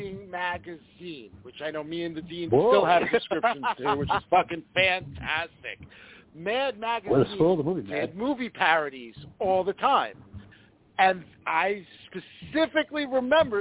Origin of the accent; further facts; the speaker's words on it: New York, United States; moved away; also born or lived in New Jersey; I didn't have cable TV growing up in New York